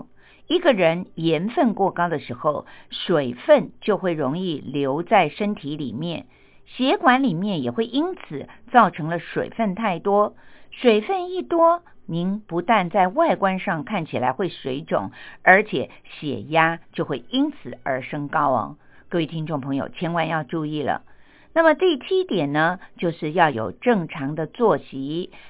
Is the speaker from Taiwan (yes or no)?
yes; Taiwan; 像我们台湾人呢，就特别的喜欢吃姜母鸭